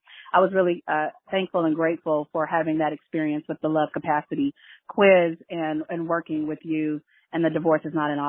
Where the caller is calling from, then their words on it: New York City, New York, United States; I'm calling from Brooklyn, New York.